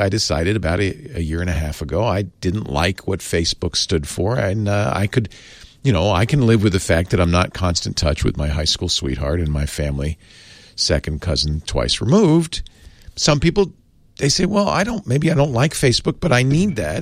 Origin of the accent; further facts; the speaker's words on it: United States; as an American, I speak no other tongue